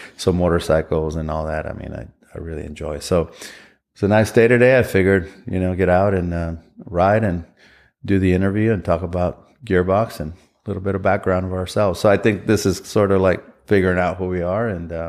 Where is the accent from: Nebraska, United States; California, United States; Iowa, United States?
California, United States; Southern; growing up in Southern California